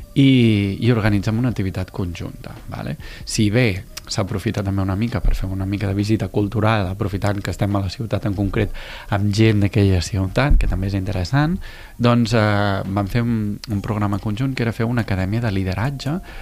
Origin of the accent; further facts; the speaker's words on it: Tarragona, Catalonia, Spain; de Catalunya, de Tarragona